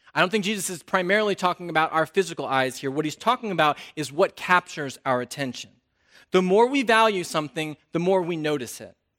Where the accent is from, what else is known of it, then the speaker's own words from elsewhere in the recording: North Carolina, United States; I'm from North Carolina